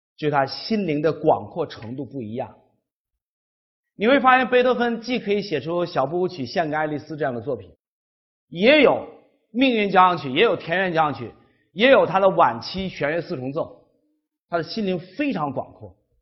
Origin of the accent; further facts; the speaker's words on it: China; 我们中国人生活在一个文化非常单一、要求统一、要求听话的一个文化环境下